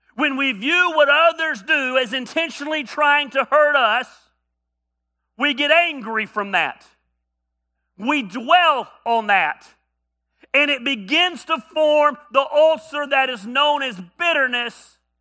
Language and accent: English; North Georgia, United States; I grew up in North Georgia